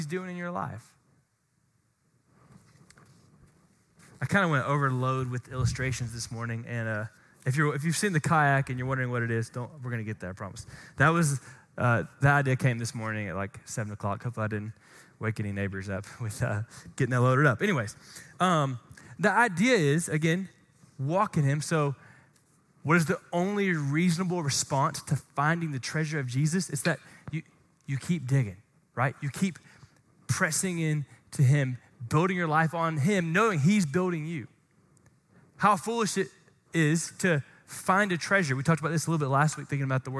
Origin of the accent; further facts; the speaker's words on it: Glen St. Mary, Florida, United States; where I grew up in Glen St. Mary, shout out Glen Baptist in Glen St. Mary, Florida